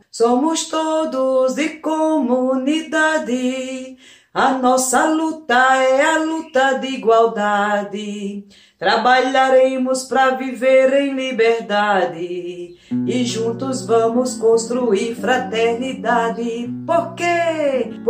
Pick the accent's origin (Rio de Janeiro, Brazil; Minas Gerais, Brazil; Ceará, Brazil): Ceará, Brazil; Orós; now in Goiânia, Brazil; Sou cearense, natural de Oroz, né, no sertão do Ceará filha de agricultores, com muito orgulho. Hoje moro em Goiânia